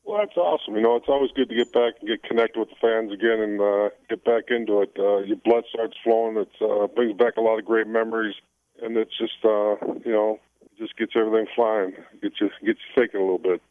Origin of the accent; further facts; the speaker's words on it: United States; in Japan, I was considered a Japanese wrestler being an American.